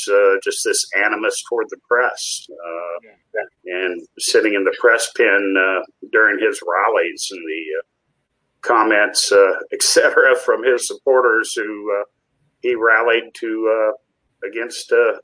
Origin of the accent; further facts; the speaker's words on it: Indianapolis, Indiana, United States; moved away; also born or lived in Cincinnati; I started at 15 years old as a copy boy in my hometown at the Indianapolis News